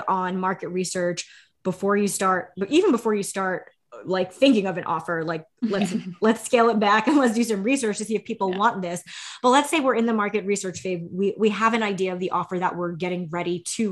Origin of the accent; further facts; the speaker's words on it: New York City, New York, United States; I'm from New York City